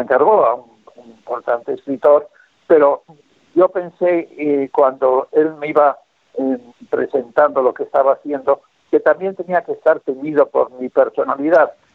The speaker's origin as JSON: {"language": "Spanish", "town": "Bilbao", "region": "Basque Country", "country": "Spain", "tie": "born or raised there", "said": "mi ciudad natal que es Bilbao"}